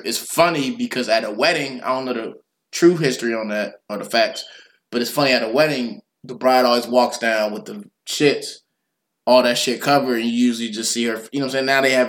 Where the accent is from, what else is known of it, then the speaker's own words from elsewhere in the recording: United States; I'm just saying this as American